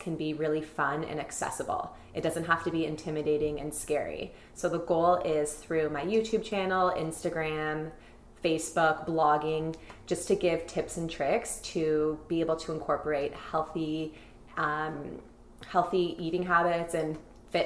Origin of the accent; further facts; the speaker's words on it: Toronto, Ontario, Canada; I grew up in Toronto, Midtown